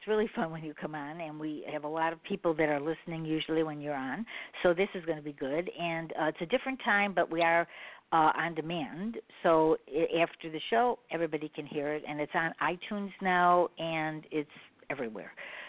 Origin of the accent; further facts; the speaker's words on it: Chicago, Illinois, United States; Okay, I'm from Chicago